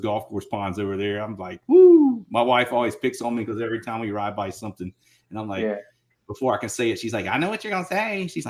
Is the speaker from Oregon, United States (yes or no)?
no; Georgia, United States; moved away; You know, I grew up on the East Coast in Georgia. So, you know, that East Coast roots, man, they're still there. I still come home and visit. Still got a lot of family down over that way.